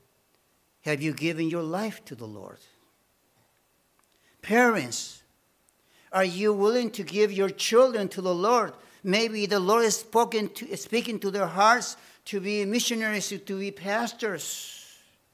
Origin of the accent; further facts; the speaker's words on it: Bolivia; English is a second language; moved away; also born or lived in Detroit, United States